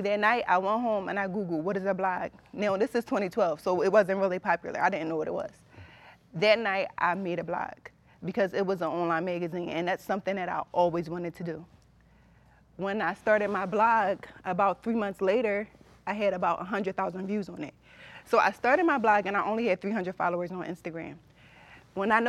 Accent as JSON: {"language": "English", "town": "Philadelphia", "region": "Pennsylvania", "country": "United States", "also_born_or_lived": "Delaware County, Pennsylvania", "said": "I'm from West Philly"}